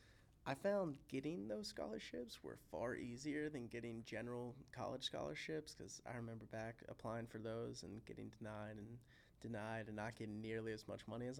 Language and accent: English; Louisville, Kentucky, United States; I'm being from Louisville